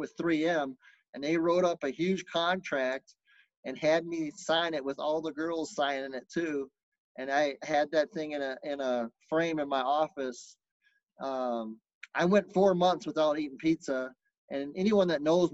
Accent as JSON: {"language": "English", "town": "Lubbock", "region": "Texas", "country": "United States", "tie": "born or raised there", "said": "I was born in Lubbock, Texas"}